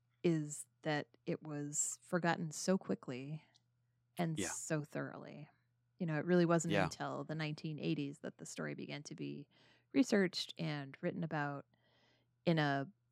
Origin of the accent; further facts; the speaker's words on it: United States; as an American